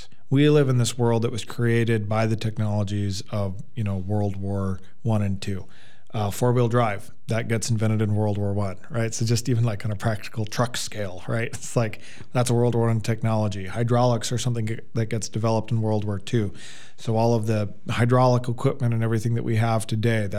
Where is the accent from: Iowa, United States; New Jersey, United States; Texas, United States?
Iowa, United States; Boone; where I grew up in Boone, Iowa, we had coal mines there.